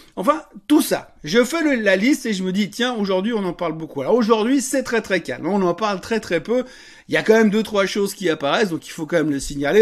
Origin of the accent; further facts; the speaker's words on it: Switzerland; en tant que bon Suisse